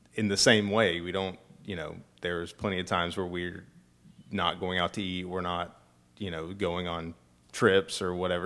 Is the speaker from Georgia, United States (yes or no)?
yes; Acworth, Georgia, United States; moved away as an adult; now in Statesboro, United States; I'm from Ackworth